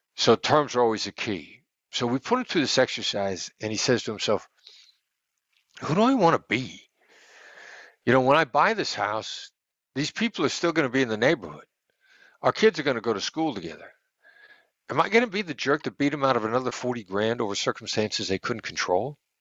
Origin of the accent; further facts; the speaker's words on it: United States; I'm an American